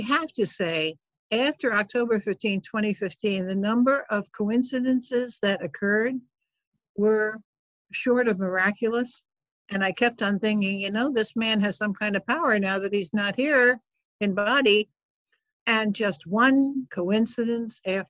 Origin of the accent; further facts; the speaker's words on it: New York, United States; I grew up in New York